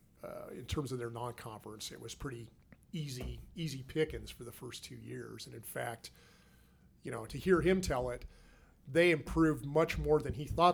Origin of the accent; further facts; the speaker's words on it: Seattle, Washington, United States; now in Salt Lake City, United States; I'm from Seattle